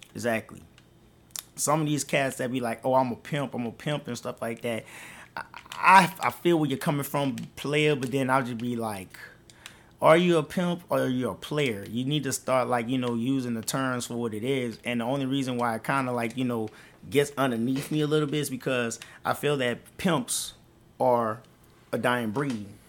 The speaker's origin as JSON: {"language": "English", "town": "New Orleans", "region": "Louisiana", "country": "United States", "tie": "born or raised there", "moved": "yes", "said": "I, I'm from New Orleans."}